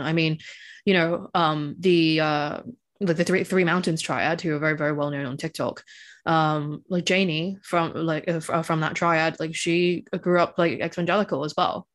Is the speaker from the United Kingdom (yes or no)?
no; Hong Kong; I grew up in Hong Kong